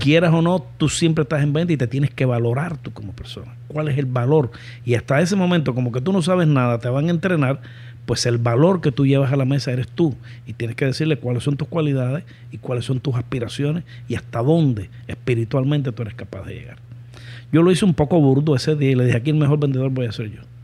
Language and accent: Spanish; Cuba; moved away as an adult; lo que le decimos los cubanos